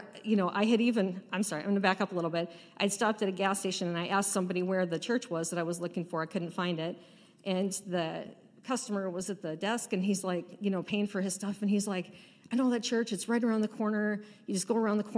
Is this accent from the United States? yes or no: yes; Pacific Northwest, United States; We grew up in the Pacific Northwest in the Valley of the Mountains and had a really awesome childhood